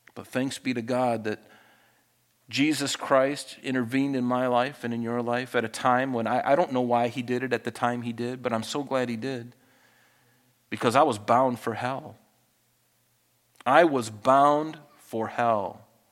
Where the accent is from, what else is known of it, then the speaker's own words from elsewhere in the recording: Flint, Michigan, United States; my brother and I, you know, we grew up in Flint, Michigan